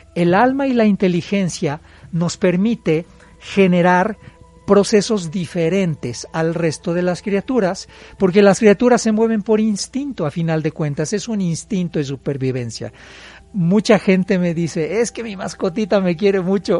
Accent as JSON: {"language": "Spanish", "region": "Puebla", "country": "Mexico", "said": "los que somos poblanos"}